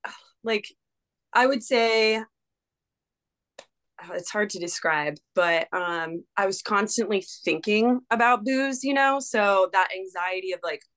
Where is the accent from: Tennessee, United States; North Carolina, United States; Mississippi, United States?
North Carolina, United States; Charlotte; moved away as an adult; also born or lived in Glacier National Park, Montana; now in Birmingham, United States; growing up in Charlotte, just, I don't live there anymore